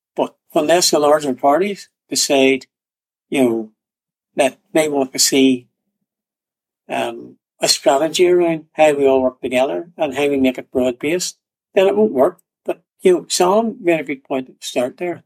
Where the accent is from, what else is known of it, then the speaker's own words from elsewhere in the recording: Northern Ireland, United Kingdom; I was born in Northern Ireland, part of the UK